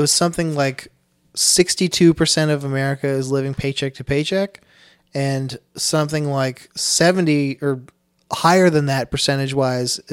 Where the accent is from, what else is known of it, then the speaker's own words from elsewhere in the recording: Wilmington, Delaware, United States; I grew up in Willow Run, which is, like, just west